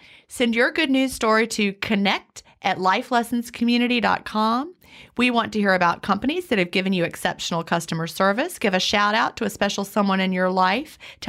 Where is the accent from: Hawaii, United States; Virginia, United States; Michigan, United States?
Virginia, United States; Lynchburg; I grew up out outside of Lynchburg, Virginia in the mountains, and we would go on like field trips to Williamsburg.